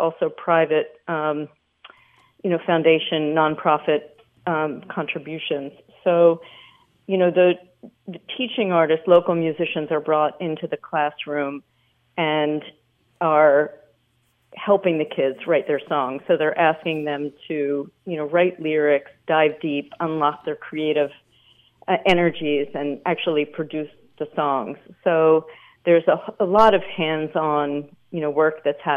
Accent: Philadelphia, Pennsylvania, United States; moved away as an adult; also born or lived in Canada; I grew up in Philadelphia and then ended up in Canada for college.

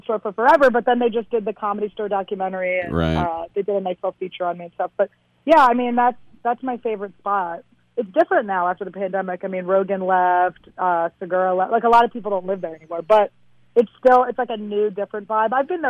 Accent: Philadelphia, Pennsylvania, United States; moved away

